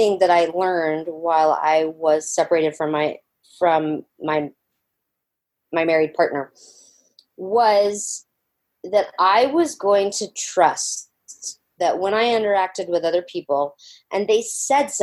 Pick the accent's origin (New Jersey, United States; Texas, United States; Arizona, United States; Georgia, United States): Georgia, United States; I grew up in Georgia in the swamp